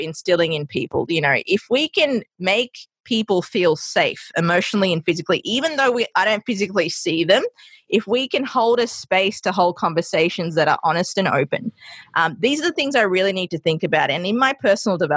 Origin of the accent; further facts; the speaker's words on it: Australia; also born or lived in Sri Lanka; now in New York City, United States; growing up in Australia and having that background of Sri Lankan